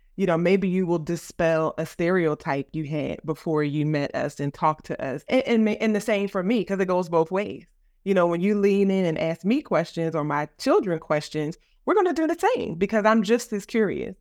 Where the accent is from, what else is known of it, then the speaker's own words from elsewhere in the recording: Philadelphia, Pennsylvania, United States; moved away as an adult; also born or lived in Virginia; I am from West Philadelphia. I went to the Philadelphia High School for Girls